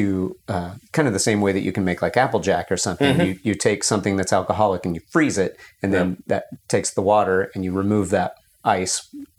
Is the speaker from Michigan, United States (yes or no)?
no; Texas, United States; moved away; I grew up in Texas